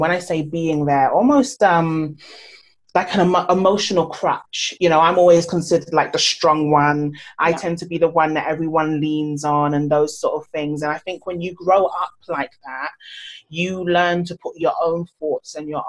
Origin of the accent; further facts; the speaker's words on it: Nigeria; especially as a Nigerian child growing up, you know, you go to school, you get a job, you do this.